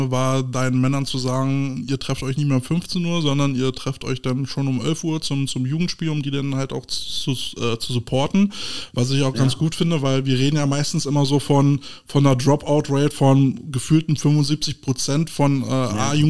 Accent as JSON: {"language": "German", "country": "Germany", "said": "wo wir die Chance haben, als Deutsche in so, so, eine Liga einzusteigen"}